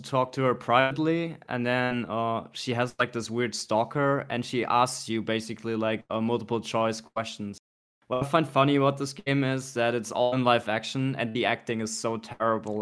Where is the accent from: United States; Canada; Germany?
Germany; born or raised there; moved away